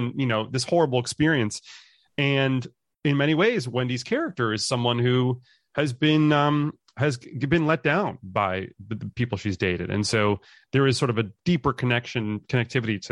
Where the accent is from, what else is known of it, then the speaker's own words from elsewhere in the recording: New York City, New York, United States; I grew up in Manhattan